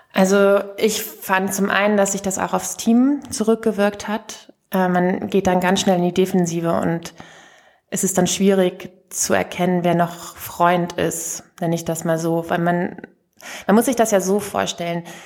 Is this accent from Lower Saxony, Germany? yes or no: yes; rural Lower Saxony, Germany; da, wo ich herkomme, vom Land in Niedersachsen